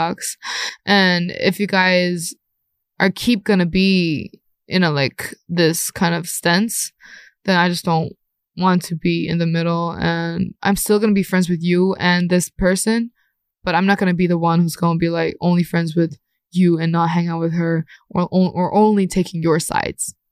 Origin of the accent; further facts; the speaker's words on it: Thailand; now in South Korea; I would call Korea my second hometown because I have more memories when I was young in Thailand